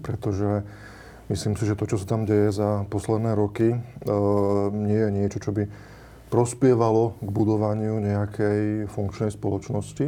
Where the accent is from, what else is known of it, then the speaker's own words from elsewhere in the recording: Slovakia; u nás e, na Slovensku